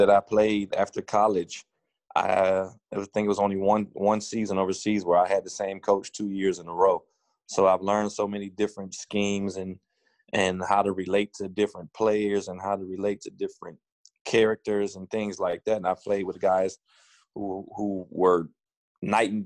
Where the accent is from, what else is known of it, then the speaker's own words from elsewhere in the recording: Cleveland Heights, Ohio, United States; I was born and raised in Cleveland Heights